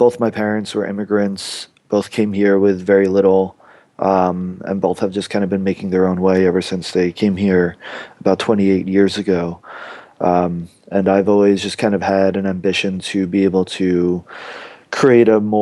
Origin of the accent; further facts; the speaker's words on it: Long Island, New York, United States; I grew up in Long Island, New York, went to school in upstate New York